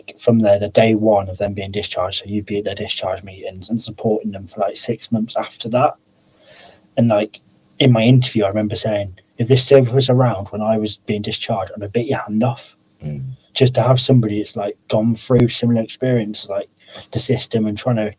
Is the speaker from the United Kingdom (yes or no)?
yes; Pershore, West Midlands, United Kingdom; moved away as an adult; now in Telford, United Kingdom; I moved up to Telford from Pershore.